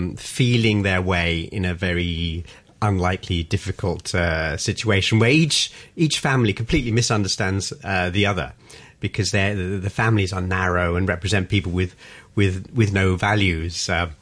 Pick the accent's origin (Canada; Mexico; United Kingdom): United Kingdom; London; You know, I'm from North London. Yeah.